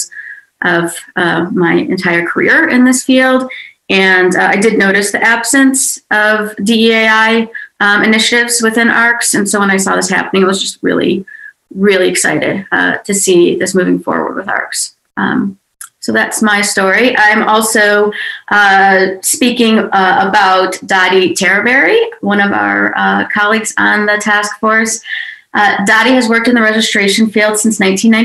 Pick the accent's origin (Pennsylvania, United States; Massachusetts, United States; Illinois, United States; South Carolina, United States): Illinois, United States; Chicago; moved away as an adult; also born or lived in New Orleans / United Kingdom; I'm from Chicago